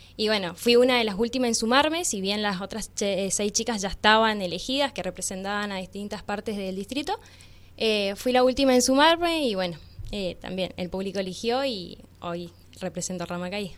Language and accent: Spanish; Valle Grande, Mendoza, Argentina; now in Rama Caída, Argentina; Nací en realidad en Valle Grande, me crié en Valle Grande